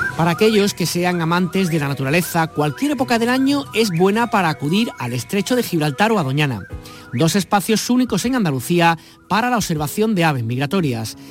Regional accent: Argentina; Soy argentina

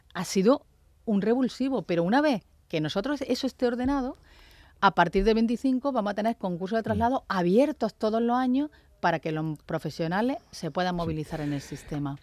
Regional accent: Andalusia, Spain; porque también somos andaluces

